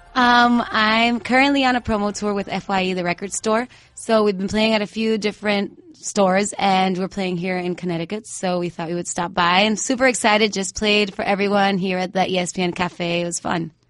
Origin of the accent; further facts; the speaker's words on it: Mayagüez, Puerto Rico; moved away; Right now, I'm living in Mayagüez, in Puerto Rico again, my hometown.